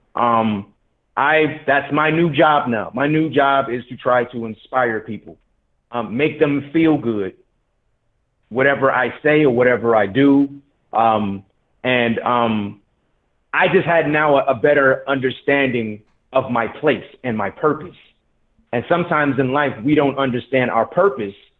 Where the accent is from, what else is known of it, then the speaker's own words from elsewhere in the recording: Detroit, Michigan, United States; I'm from Detroit